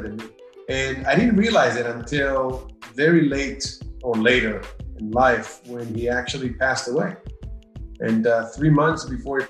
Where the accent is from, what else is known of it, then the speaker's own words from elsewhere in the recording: Israel; moved away as an adult; now in United States; my growing up in Israel.